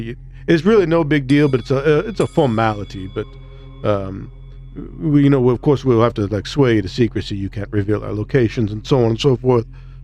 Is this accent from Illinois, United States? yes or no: yes; Illinois, United States; I'm from Illinois, motherfucker.